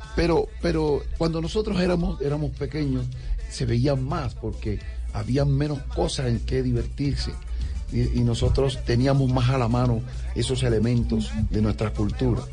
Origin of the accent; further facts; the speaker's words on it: San Basilio de Palenque, Bolívar, Colombia; accent: Palenquero; La gente se burlaba de nosotros por cómo hablábamos el español, mm. por, el dejo que teníamos al hablar el español